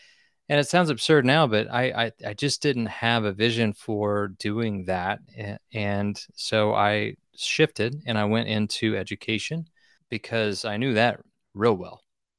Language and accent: English; Nowata, Oklahoma, United States; But I grew up in Nowata, you know, a small town, did all the things you might think that a kid in the 80s and 90s would do.